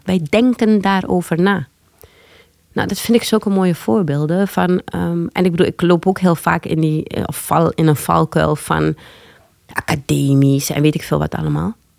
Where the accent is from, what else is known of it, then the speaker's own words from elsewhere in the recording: Paramaribo, Paramaribo District, Suriname; also born or lived in Leiden, Netherlands / Amsterdam Zuidoost, Netherlands; now in Amsterdam, Netherlands; Ik ben geboren in Leiden. Eh, maar op mijn vierde al teruggegaan naar Paramaribo, Suriname, met mijn ouders